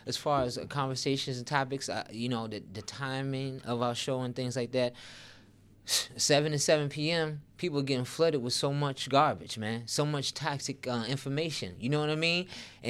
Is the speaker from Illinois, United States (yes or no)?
yes; Chicago, Illinois, United States; also born or lived in Baltimore / Oklahoma; The way I grew up, Tariq, I was born in Baltimore, moved to Oklahoma, and then to Chicago.